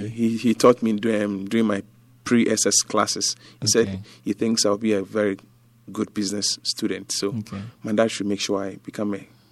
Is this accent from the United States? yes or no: no; Ghana; also born or lived in Accra; I grew up... in Dungua.